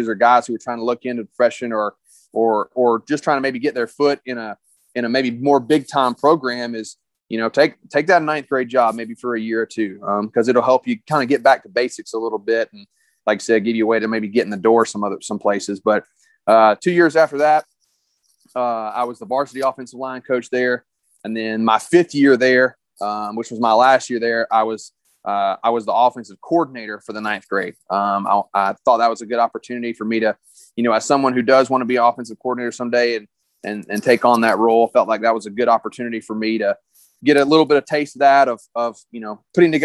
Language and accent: English; South Georgia, United States; now in Loganville, United States; I grew up down in South Georgia, real small town, real small school.